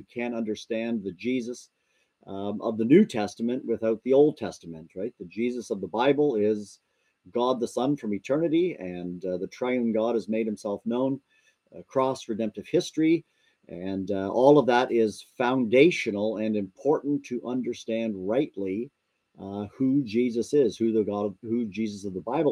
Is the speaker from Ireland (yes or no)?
no; Burlington, Ontario, Canada; moved away as an adult; also born or lived in South Dakota / British Columbia; now in Louisville, United States; I grew up in Canada, and a wonderful church, a wonderful family, Christian home, Christian family, Trinity Baptist Church in Burlington, Ontario